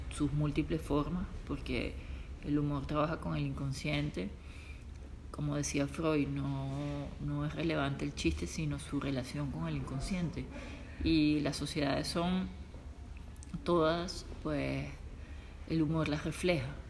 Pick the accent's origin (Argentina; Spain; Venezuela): Venezuela; also born or lived in Italy; now in United States; soy venezolana, soy italiana, pero vivo en los Estados Unidos, pero estoy ahora en Europa